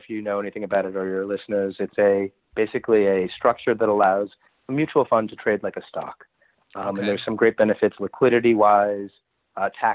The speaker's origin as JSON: {"language": "English", "town": "New York City", "region": "New York", "country": "United States", "tie": "born or raised there", "also_born_or_lived": "New Orleans", "said": "in New Orleans, but grew up most of my life in New York City"}